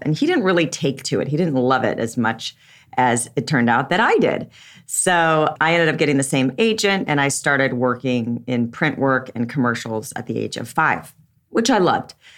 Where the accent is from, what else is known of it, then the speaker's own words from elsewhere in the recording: Southern California, United States; I was raised in Southern California